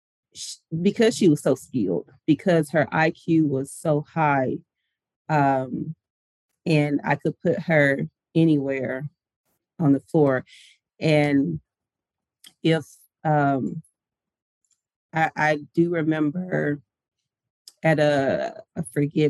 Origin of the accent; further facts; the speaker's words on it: Chattanooga, Tennessee, United States; moved away as an adult; I grew up in Chattanooga, Tennessee